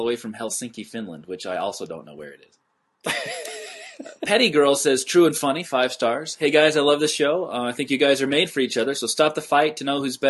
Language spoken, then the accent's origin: English; Utah, United States; I grew up in Utah.